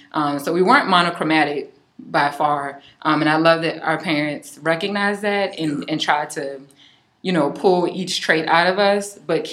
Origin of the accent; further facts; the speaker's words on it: Charleston, South Carolina, United States; also born or lived in Cainhoy, South Carolina; Before I was raised downtown, I was born in Kanhoy, which is in the outskirts of Charleston. And that out there were very, very, very Geechee.